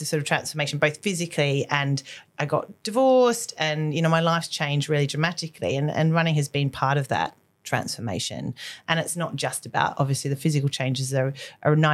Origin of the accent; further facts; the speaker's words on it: Australia; moved away; I'm Australian. So like sport and that whole, running culture was very present when I was younger